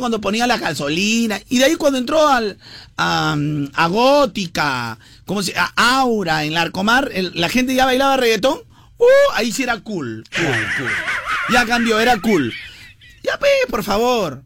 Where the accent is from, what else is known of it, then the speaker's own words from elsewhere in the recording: Peru; somos así en el Perú